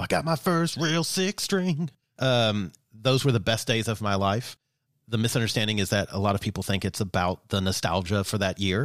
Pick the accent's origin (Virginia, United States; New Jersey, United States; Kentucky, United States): Kentucky, United States; growing up in Kentucky